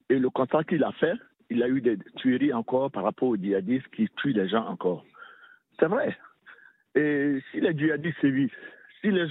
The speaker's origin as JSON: {"language": "French", "country": "Côte d’Ivoire"}